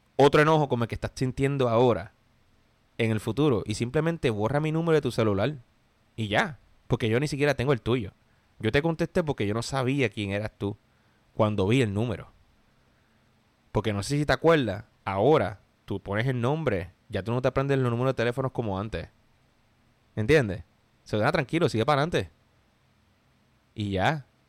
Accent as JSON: {"language": "Spanish", "country": "Puerto Rico", "moved": "as an adult", "lives_now": "United States", "said": "me vine de Puerto Rico a Estados Unidos"}